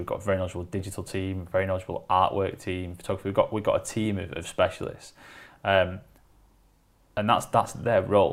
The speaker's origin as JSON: {"language": "English", "town": "Wigan", "region": "North West England", "country": "United Kingdom", "said": "I'm from Wigan"}